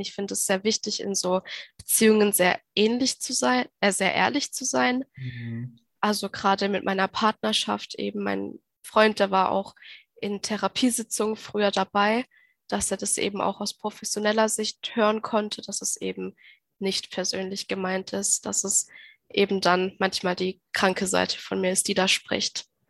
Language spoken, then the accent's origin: German; Baden-Württemberg, Germany; ich komme aus Baden-Württemberg